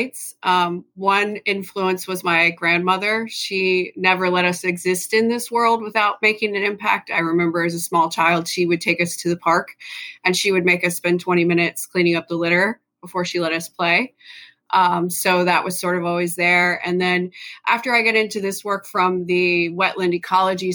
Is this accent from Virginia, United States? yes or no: yes; Hampton Roads, Virginia, United States; I grew up in Hampton Roads